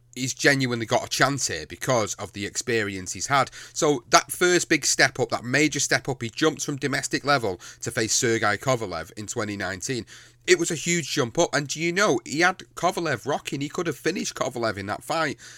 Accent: United Kingdom; as a British fan, as a British fighter fan

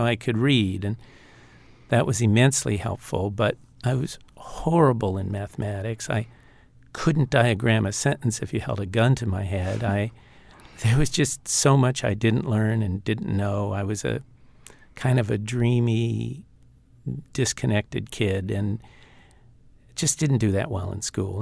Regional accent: Los Angeles, California, United States; also born or lived in Altoona, Pennsylvania; we moved to Los Angeles when I was about seven or eight. And before that, we grew up in Altoona, Pennsylvania

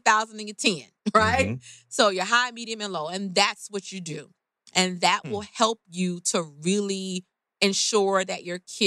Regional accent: Oakland, California, United States; I'm from Oakland

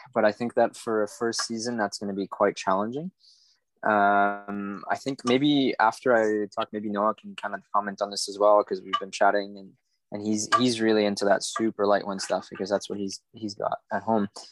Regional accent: Montreal, Quebec, Canada; moved away as an adult; now in Martinique; I'm living in Martinique at the moment, which is in the Caribbean. I'm from Montreal before

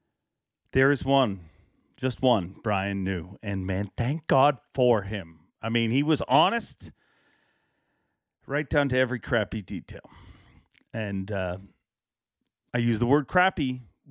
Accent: Ireland; moved away; I was born in Ireland

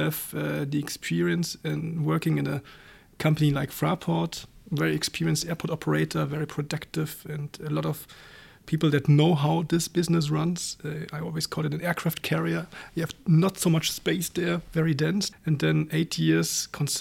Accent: East Germany, Germany; moved away as an adult; also born or lived in Berlin / Frankfurt; now in Luxembourg; I was born in East Germany

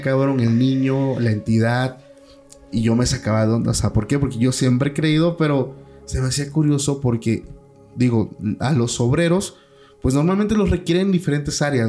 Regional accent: Mexico; mi ciudad natal.

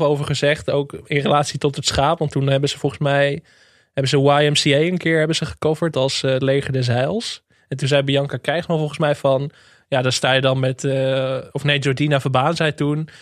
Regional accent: Enkhuizen, North Holland, Netherlands; born or raised there

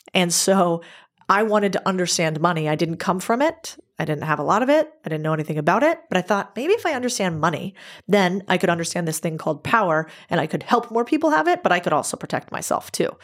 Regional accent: United States; I'm American

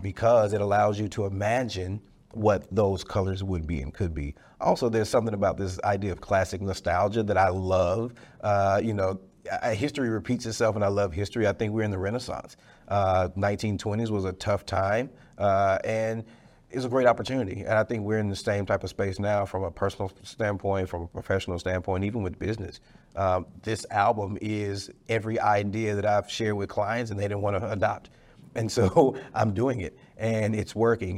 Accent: Dallas, Texas, United States; I'm from Dallas. I'm a Dallas guy, Oak Cliff, Dallas, Texas, uh, right off Red Bird Lane, went to Carter High School.

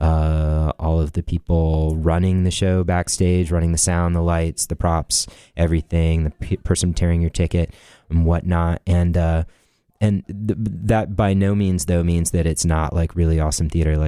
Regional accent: Raleigh, North Carolina, United States; growing up in Raleigh

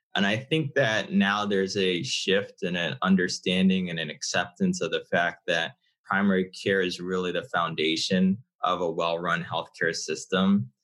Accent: Connecticut, United States; I'm originally from Connecticut, have a father from Ghana, uh, mother from Barbados

